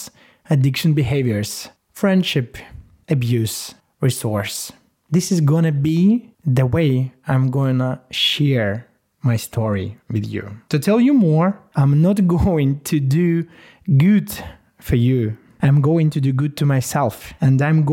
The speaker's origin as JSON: {"language": "English", "town": "Yekaterinburg", "region": "Sverdlovsk Oblast", "country": "Russia", "tie": "born or raised there", "first_language": "Russian", "second_language": "English", "said": "I was born in the Urals. The Urals, it's the mountains. They are stretching from north to the south that are dividing the continent into Europe and Asia. I have finished the linguistic gymnasium in the city called Yekaterinburg"}